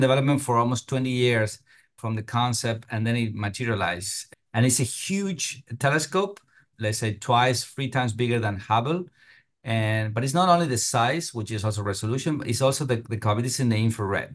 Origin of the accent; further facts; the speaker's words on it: Argentina; moved away as an adult; also born or lived in Europe; now in United States; I'm from Argentina originally